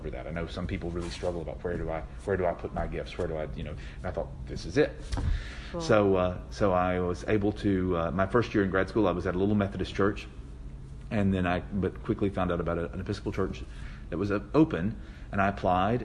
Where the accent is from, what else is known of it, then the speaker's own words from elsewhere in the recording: Tennessee, United States; moved away as an adult; also born or lived in New Haven, Connecticut; I grew up in Tennessee in a small town